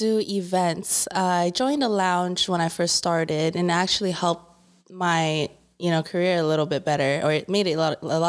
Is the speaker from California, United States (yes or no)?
yes; Inland Empire, California, United States; I'm originally from the IE area. I've born and raised here.